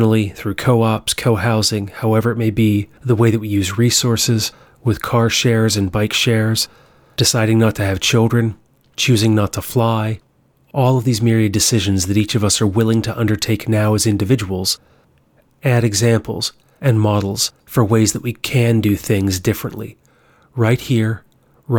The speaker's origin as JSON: {"language": "English", "town": "Hagerstown", "region": "Maryland", "country": "United States", "tie": "born or raised there", "said": "my hometown of Hagerstown, Maryland"}